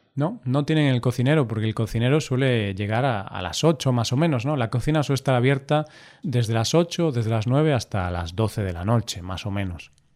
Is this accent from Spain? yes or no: yes; Spain; solo somos españoles